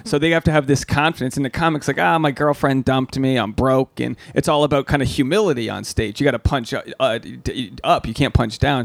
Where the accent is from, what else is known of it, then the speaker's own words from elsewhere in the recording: Rhode Island, United States; I'm from Rhode Island